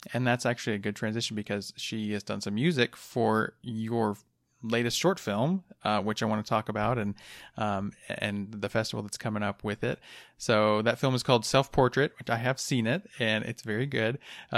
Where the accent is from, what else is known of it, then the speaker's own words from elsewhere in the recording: Van Buren, Arkansas, United States; moved away; I grew up in Van Buren, just outside of Fort Smith, so this is my old stomping grounds.